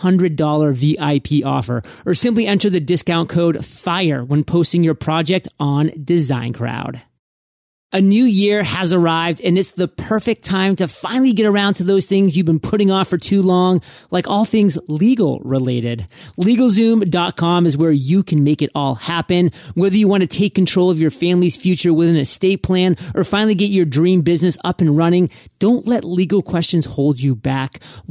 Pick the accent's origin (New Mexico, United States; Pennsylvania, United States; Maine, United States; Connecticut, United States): Maine, United States; I mean, I'm from Maine, and there I was in Maine